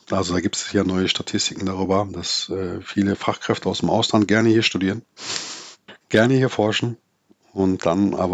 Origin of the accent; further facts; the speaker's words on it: North Rhine-Westphalia, Germany; born there; Ich bin im Ruhrgebiet geboren und habe äh, mein erster Arbeitgeber war der Bergbau.